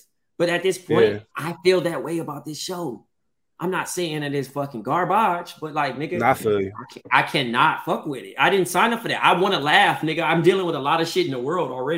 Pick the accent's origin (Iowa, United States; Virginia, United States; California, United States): California, United States; Compton; I'm from Eastside Compton first. And then, you know, I'm Ethiopian after